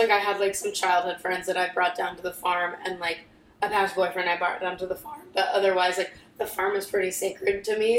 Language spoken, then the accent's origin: English; Columbia, Missouri, United States; moved away as an adult; now in Cleveland, United States; in my hometown for a school I like loved